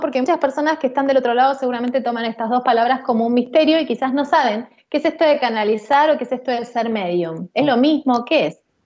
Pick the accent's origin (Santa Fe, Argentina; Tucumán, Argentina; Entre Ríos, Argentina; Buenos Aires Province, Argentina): Buenos Aires Province, Argentina; Pilar; en Pilar, de donde soy